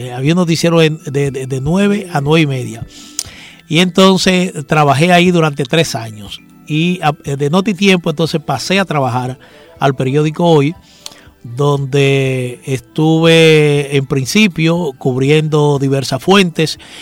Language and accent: Spanish; Santo Domingo, Dominican Republic; born or raised there; also born or lived in Villa Riva (father's origin)